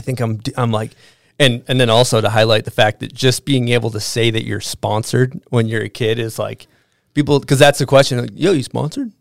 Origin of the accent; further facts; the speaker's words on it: East Coast, United States; moved away; growing up on the East Coast